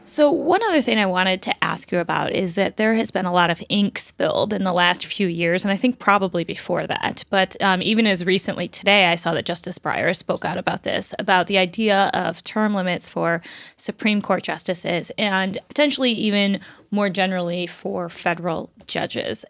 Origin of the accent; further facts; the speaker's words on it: Michigan, United States; I grew up in Michigan